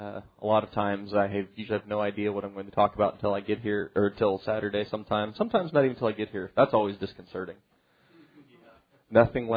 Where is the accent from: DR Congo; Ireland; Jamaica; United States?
Ireland; Apparently because I'm Irish, I'm supposed to like the rain.